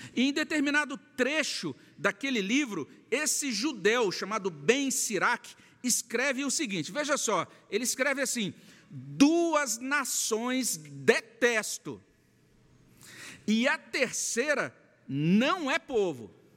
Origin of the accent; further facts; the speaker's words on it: Brazil; nós, brasileiros do século XXI